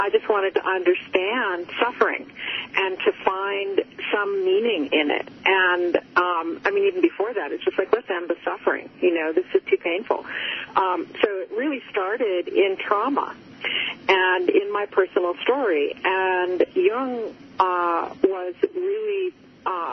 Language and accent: English; Cape Cod, Massachusetts, United States; I grew up on Cape Cod